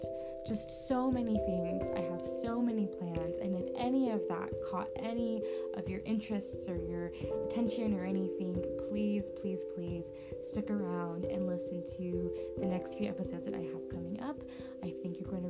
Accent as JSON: {"language": "English", "region": "Southern California", "country": "United States", "tie": "born or raised there", "also_born_or_lived": "Washington State", "moved": "as an adult", "lives_now": "Washington, United States", "said": "I was born and raised in Southern California"}